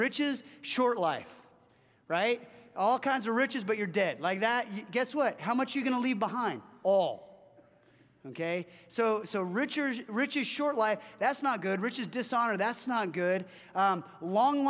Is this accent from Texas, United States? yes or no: no; Orange County, Southern California, United States; I grew up in Southern California and in Orange County